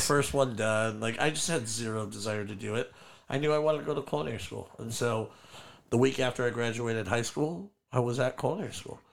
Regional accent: San Juan Capistrano, California, United States; also born or lived in Orange, California / El Toro, California / Lake Forest, California; I was born in Orange, uh, moved down to El Toro when I was two, and then never lived north of El Toro. So I grew up in San Juan

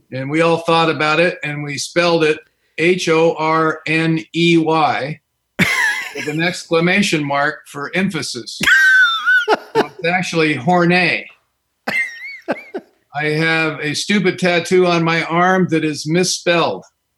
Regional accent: California, United States; I'm an alcoholic, and I've been sober since March the 27th, 1985. And I'm from Southern California in the South Bay.

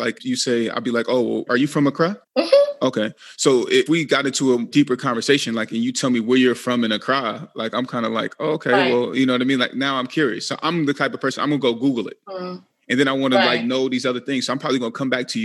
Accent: United States; I'm Black American

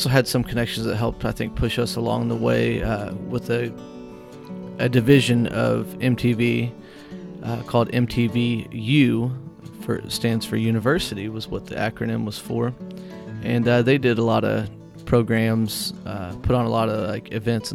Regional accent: Whitehall, Illinois, United States; where I was living at the time in Whitehall, my hometown

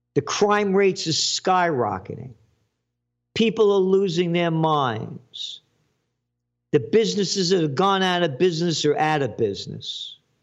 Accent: United States; I'm an American

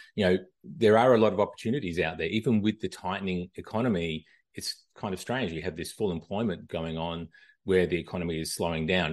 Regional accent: Australia; moved away as an adult; now in United States; I'm originally from Australia, uh, moved to the U S, uh, back in two thousand. Uh, I don't think I'm losing this accent anytime soon

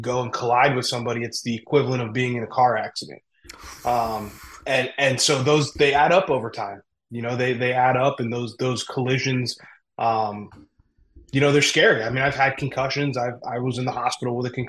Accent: Berwick, Pennsylvania, United States; also born or lived in Harrisburg, Pennsylvania; I'm from Berwick, Pennsylvania

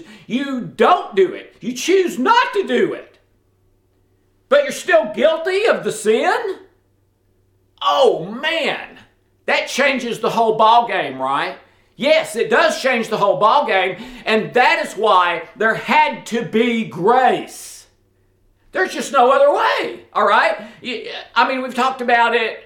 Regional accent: the South, United States; I'm from the South

